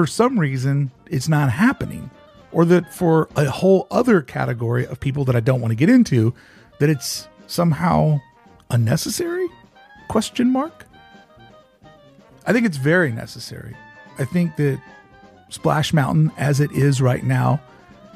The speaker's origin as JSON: {"language": "English", "region": "the South", "country": "United States", "said": "I come from the South"}